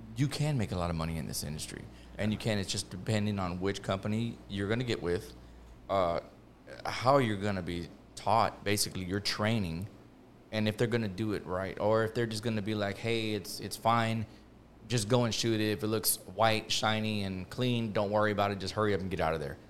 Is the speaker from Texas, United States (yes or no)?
yes; Houston, Texas, United States; I'm from Houston